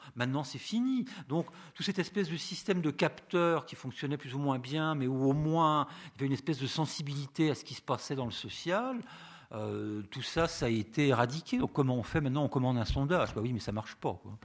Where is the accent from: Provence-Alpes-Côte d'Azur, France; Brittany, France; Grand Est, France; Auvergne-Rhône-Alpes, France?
Brittany, France; Rennes; je viens de Rennes